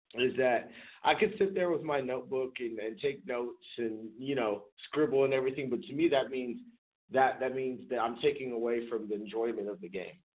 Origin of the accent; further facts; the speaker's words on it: San Jose, California, United States; I'm from the Bay Area. You know, I grew up in San Jose